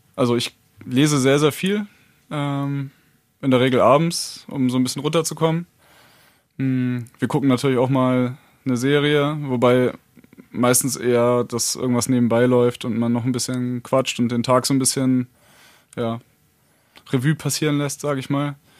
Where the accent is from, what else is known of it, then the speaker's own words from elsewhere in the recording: Neumünster, Schleswig-Holstein, Germany; moved away as an adult; also born or lived in Lübeck; now in Hannover, Germany; ich bin aus Norddeutschland, äh, geboren in Neumünster, hab lange in Lübeck gelebt und, äh, bin, glaub ich, zweitausendsieben nach Hannover gezogen.